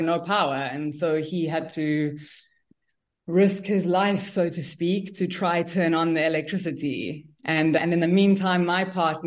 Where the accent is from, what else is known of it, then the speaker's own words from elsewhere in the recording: Cape Town, Western Cape, South Africa; moved away; also born or lived in Israel; I'm originally from Cape Town, South Africa